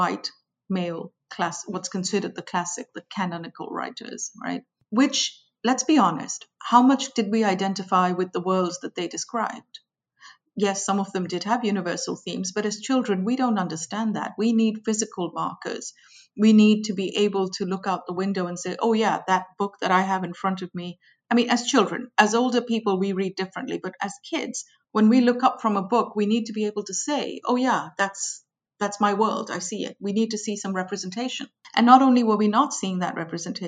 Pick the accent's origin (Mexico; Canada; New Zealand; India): India; moved away; I grew up in India. I went to school in India